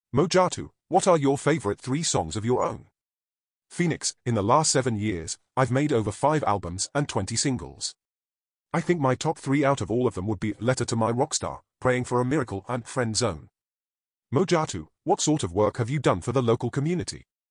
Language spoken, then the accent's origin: English; Abuja, Federal Capital Territory, Nigeria; moved away as an adult; now in Derby, United Kingdom; I was born and raised in Abuja, the capital city of Nigeria